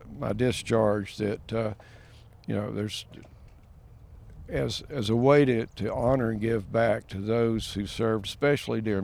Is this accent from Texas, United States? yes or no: no; Maryville, Tennessee, United States; I was born and raised in East Tennessee, actually in Blount County, Maryville, in my district.